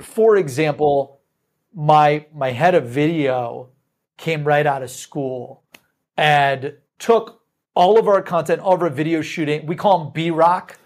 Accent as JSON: {"language": "English", "region": "Midwest", "country": "United States", "said": "We're from the Midwest."}